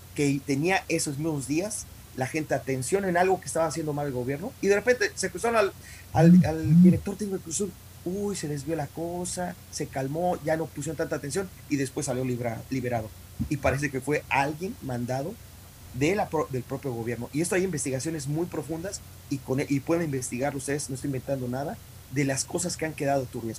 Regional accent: Mexico; soy mexicano nací en México y voy a morir mexicano. Y, crecí en México

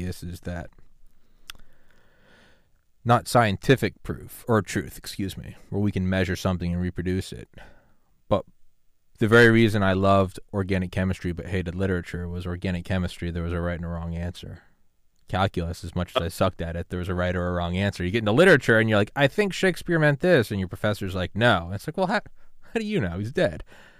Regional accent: New England, United States; I'm from New England

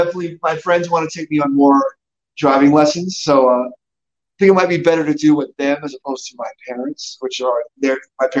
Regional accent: New York, United States; moved away as an adult; now in Denver, United States; I'm from New York, for those that don't know.

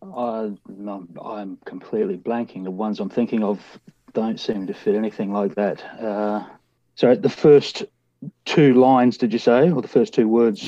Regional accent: Australia; moved away as an adult; now in New Zealand; I'm actually an Australian, but I do live in, uh, New Zealand, have done for the last nearly twenty years

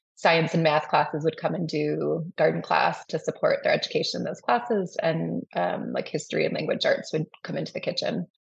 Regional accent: Madison, Wisconsin, United States; I grew up here in Madison

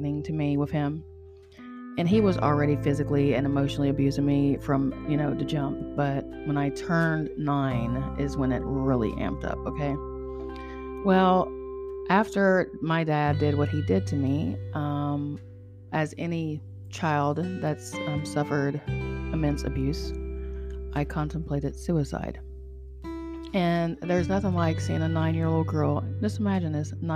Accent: Charleston, West Virginia, United States; I'm from Charleston, West Virginia

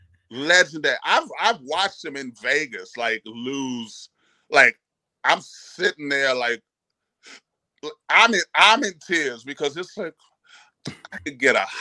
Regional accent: Haiti; You know, I grew up in Haiti, so I got to have some of my island sounds, some salsa.

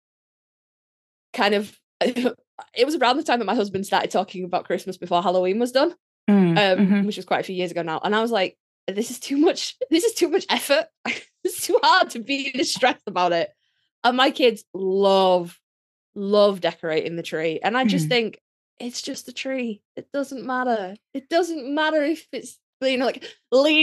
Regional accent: United Kingdom; I'm British. We don't celebrate Thanksgiving over here

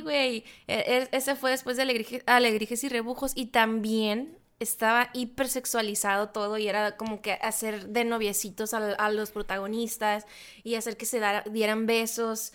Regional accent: Sonora, Mexico; yo nací en Sonora

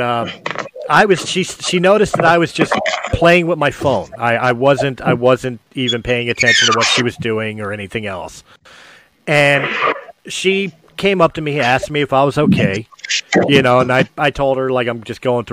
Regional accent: Philadelphia, Pennsylvania, United States; I'm from Philadelphia

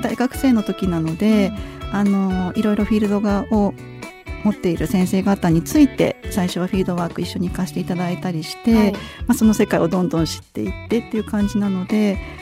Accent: Kanto, Japan; also born or lived in Yamagata Prefecture / Okinawa / Tokyo; 生まれも育ちも関東なので

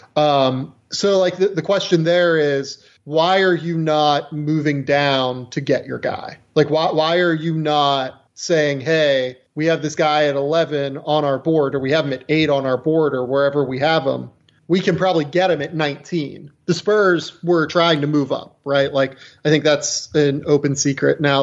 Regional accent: Western Pennsylvania, United States; I am also from Western Pennsylvania

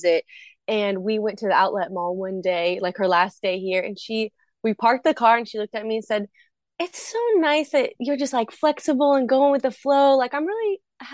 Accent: Iowa, United States; moved away as an adult; now in New Orleans, United States; grew up in Iowa and then came to university here and just never left

